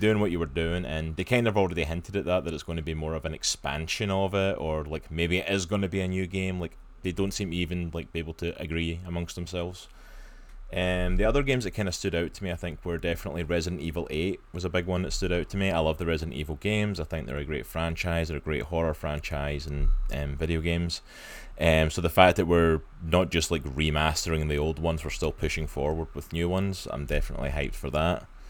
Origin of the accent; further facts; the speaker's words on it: Scotland, United Kingdom; now in United States; I'm Scottish